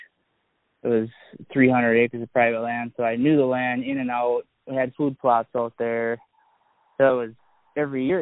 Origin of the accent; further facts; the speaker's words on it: Annandale, Minnesota, United States; now in Osceola, Wisconsin, United States; I'm from Annandale, Minnesota.